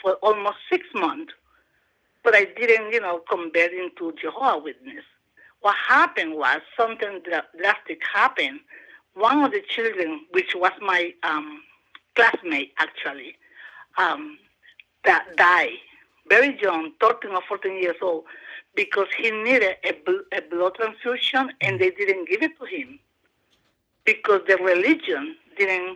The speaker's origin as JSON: {"language": "English", "country": "Honduras", "also_born_or_lived": "Delaware / Georgia", "moved": "yes", "lives_now": "Athens, United States", "said": "I am from Honduras"}